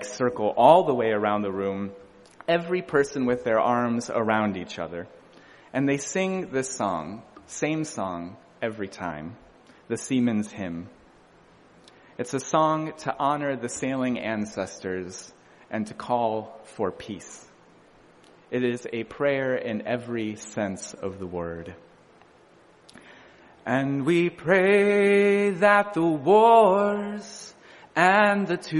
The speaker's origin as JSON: {"language": "English", "region": "Midwest", "country": "United States", "tie": "born or raised there", "moved": "as an adult", "lives_now": "Boston, United States", "said": "I was born in the Midwest"}